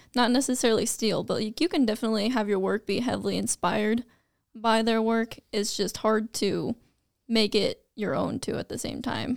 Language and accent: English; Vinson, Iowa, United States; also born or lived in Fort Dodge, Iowa; I am from the small town of Vinson, Iowa